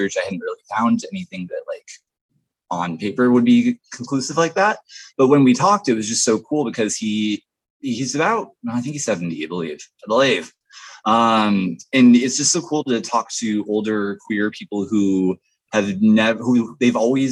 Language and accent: English; Vancouver, Washington, United States; now in Portland, United States; I grew up in Vancouver